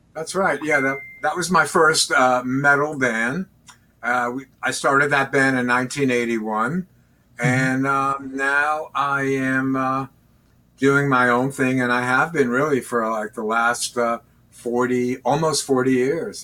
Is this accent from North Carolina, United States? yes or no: no; Long Island, New York, United States; That was Basically, New York, right? Yeah, Long Island, New York